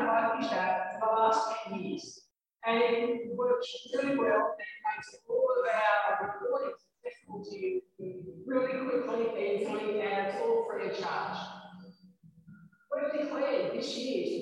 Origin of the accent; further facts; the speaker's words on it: Ireland; I grew up in Ireland